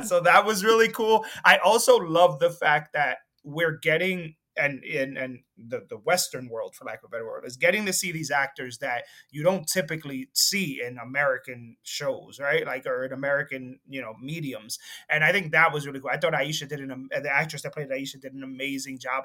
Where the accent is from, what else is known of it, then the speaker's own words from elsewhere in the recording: Dominican Republic; moved away; also born or lived in Jersey City; I'm from the Dominican Republic